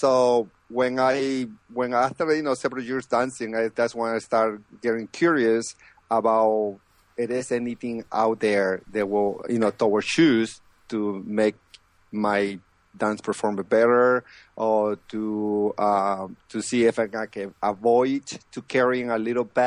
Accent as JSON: {"language": "English", "region": "Lima", "country": "Peru", "moved": "as an adult", "lives_now": "United States", "said": "I'm originally from Peru, the capital of, you know, Lima, and I moved to the States"}